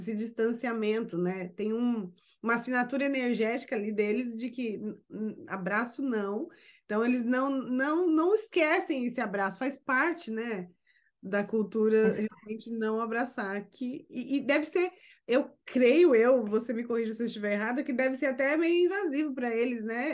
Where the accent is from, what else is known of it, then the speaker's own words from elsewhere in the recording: Brazil; now in United States; sou brasileira e moro nos Estados Unidos